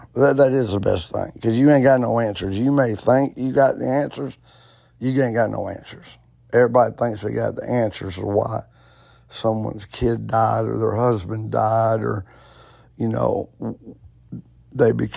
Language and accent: English; Alabama, United States; I grew up Baptist in Alabama